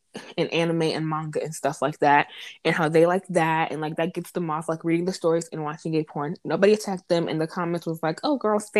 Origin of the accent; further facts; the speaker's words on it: Florida, United States; I'm not even from Texas, girl. I'm from Florida